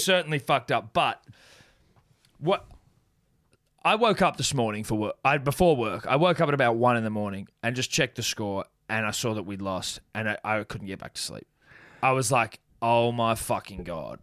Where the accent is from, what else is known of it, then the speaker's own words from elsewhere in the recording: New Zealand; being a New Zealander myself